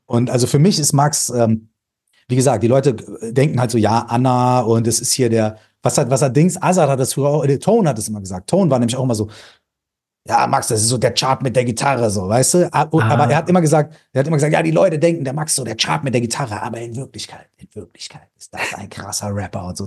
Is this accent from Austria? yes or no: no; Minden, North Rhine-Westphalia, Germany; bei uns zu Hause in Minden.